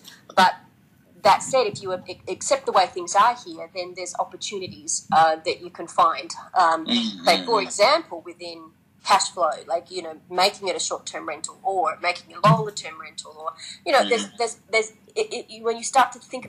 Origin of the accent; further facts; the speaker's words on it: Australia; moved away as an adult; now in Japan; I grew up in Australia where you know, bricks and mortar, everything, you know, appreciated